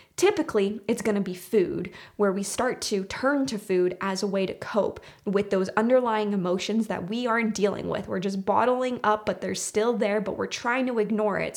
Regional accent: Canada; my home country, which is Canada

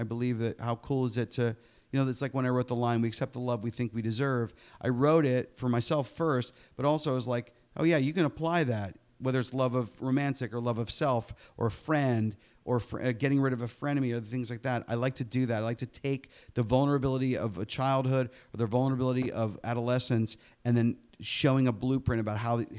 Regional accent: Pittsburgh, Pennsylvania, United States; Charlie was a combination of my own childhood growing up in Pittsburgh

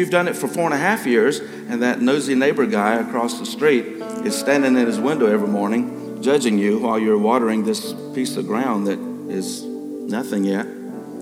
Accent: South Carolina, United States; I was raised in South Carolina

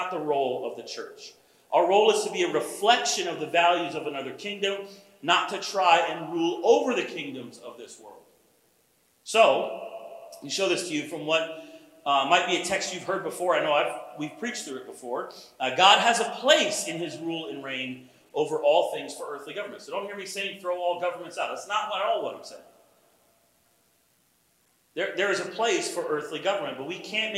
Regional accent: United States; as American Christians

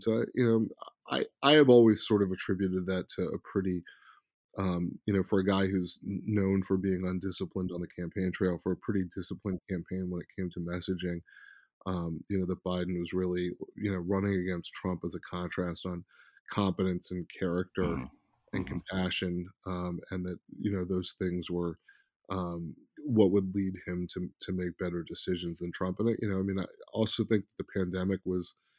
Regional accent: Silver Spring, Maryland, United States; also born or lived in Bethesda, Maryland; I grew up partially in Silver Spring, Maryland, partially in Bethesda, Maryland, particularly in Silver Spring.

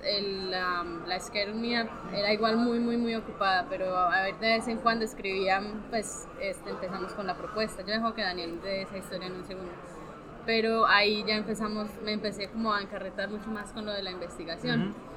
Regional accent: Medellín, Antioquia, Colombia; moved away as an adult; now in Ohio, United States; nosotros venimos de Colombia, los dos somos de Medellín

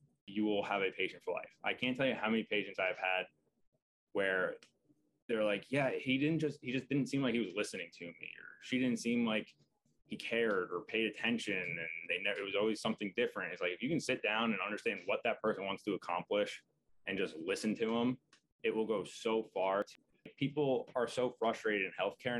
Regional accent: Long Island, New York, United States; I'm originally from Long Island, so it just kind of made sense to work in the city

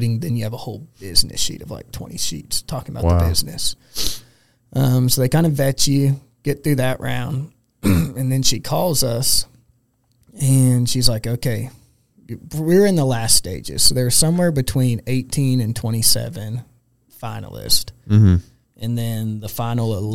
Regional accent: Texas, United States; we're from Texas

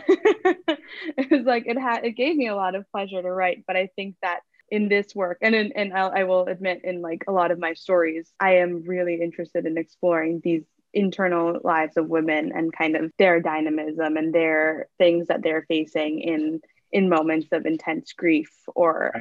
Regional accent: Hawaii, United States; I'm Native Hawaiian, but I'm half Japanese

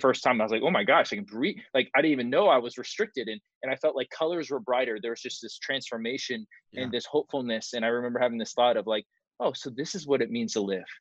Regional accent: Marietta, Georgia, United States; also born or lived in California; we moved into a suburb called Mar- uh, a city called Marietta, Georgia

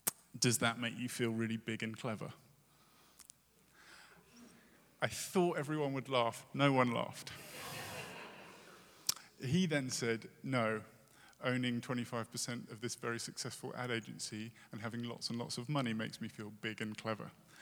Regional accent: United Kingdom; moved away; as a Brit

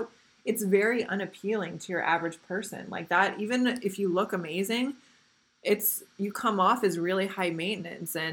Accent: the Midwest, Indiana, United States; now in Costa Mesa, United States; where I grew up in the Midwest and Indiana

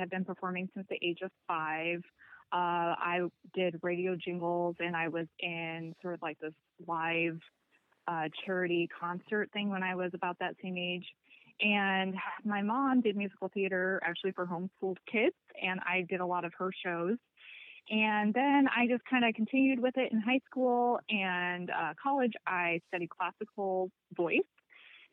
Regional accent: Omaha, Nebraska, United States; I'm from Omaha, Nebraska.

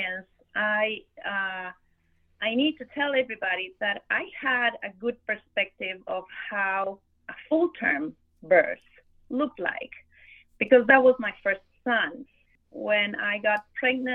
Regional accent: Argentina; moved away as an adult; also born or lived in Buenos Aires, Argentina; now in Miami, United States; I am originally from Argentina

